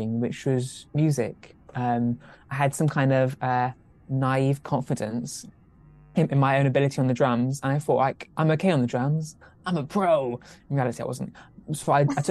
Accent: Cornwall, South West England, United Kingdom; I'm Cornish by birth

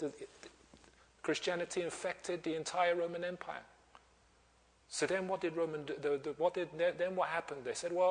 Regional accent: Nigeria; I'm from Nigeria

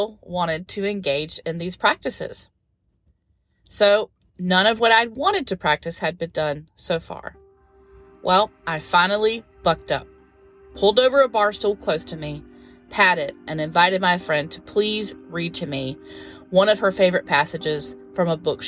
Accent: North Carolina, United States; I've lived here my whole life and never been. It was such an amazing adventure to do something I'd never done in my home state.

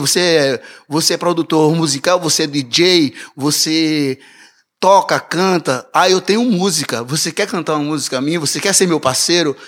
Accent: Recife, Pernambuco, Brazil; moved away as an adult; also born or lived in Olinda; now in Toronto, Canada; o Recife é minha cidade natal

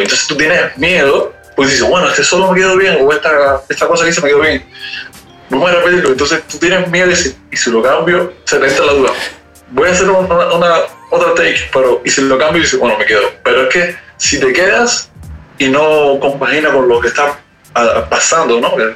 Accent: Cuba; moved away as an adult; also born or lived in Europe; now in Paris, France; yo soy cubano

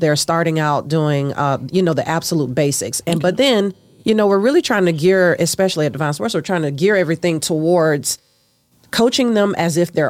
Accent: Florida, United States; moved away as an adult; also born or lived in Georgia; now in Texas, United States; I'm originally from Florida.

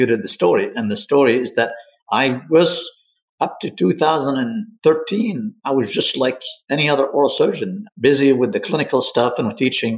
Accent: Libya; moved away as an adult; also born or lived in Egypt; now in United States; I'm originally from Libya

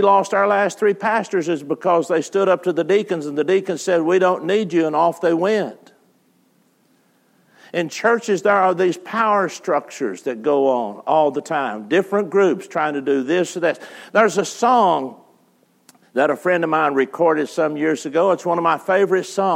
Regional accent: West Texas, United States; I grew up in West Texas at Sandy Land.

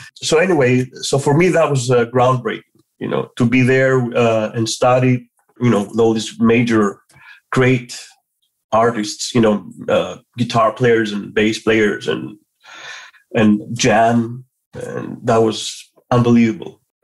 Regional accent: Athens, Attica, Greece; moved away as an adult; I was born and raised in Athens

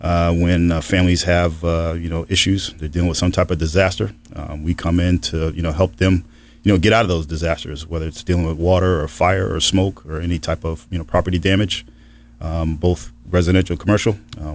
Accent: Holyoke, Massachusetts, United States; Yeah, I'm originally from Holyoke, Massachusetts. That's where I was born and raised. Grew up in the projects.

